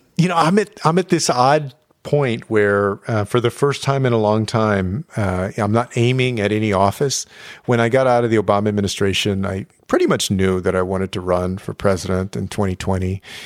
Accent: San Antonio, Texas, United States; my hometown

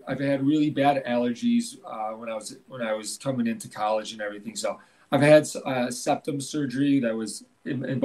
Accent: Illinois, United States; moved away as an adult; now in Sun Prairie, United States; my hometown's only about 2 hours away in Illinois

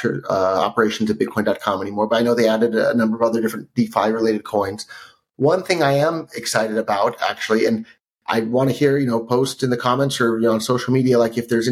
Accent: Silicon Valley, California, United States; I grew up in Silicon Valley

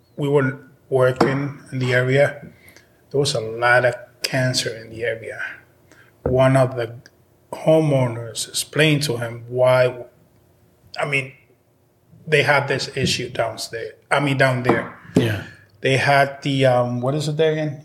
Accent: Dominican Republic; now in Massachusetts, United States; I was born in the Dominican Republic. I've been here since 93

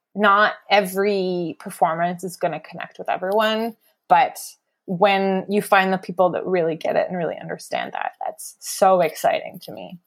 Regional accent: Cambridge, Ontario, Canada; moved away as an adult; also born or lived in Amsterdam; now in Winnipeg, Canada; I'm originally from Cambridge, which is about forty-five minutes outside of Toronto.

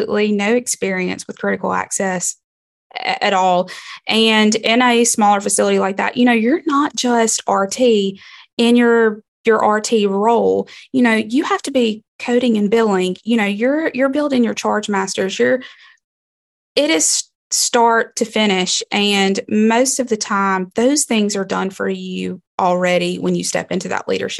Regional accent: Libby, Montana, United States; It's my hometown.

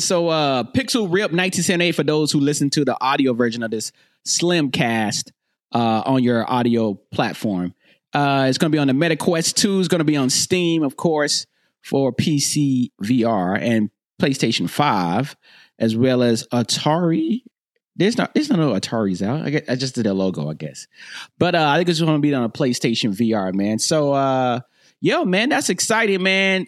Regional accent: North Carolina, United States; moved away; I'm from North Carolina

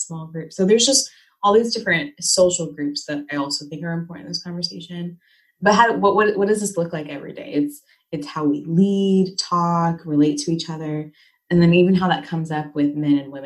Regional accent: United States; I just really identify with being American

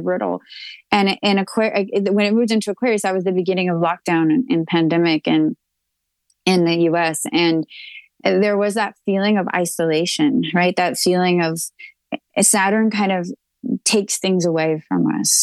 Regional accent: Texas, United States; I'm a Texan

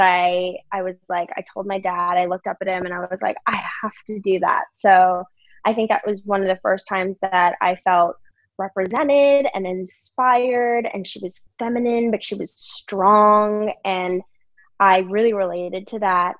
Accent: Virginia, United States; also born or lived in New York; now in California, United States; I am actually from Virginia

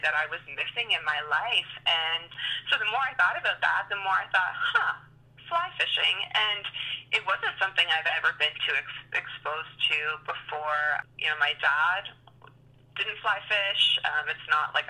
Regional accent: New Brunswick, Canada; also born or lived in Ontario; Well, I am from New Brunswick and born in Ontario, but pretty much have spent the majority of my life in New Brunswick.

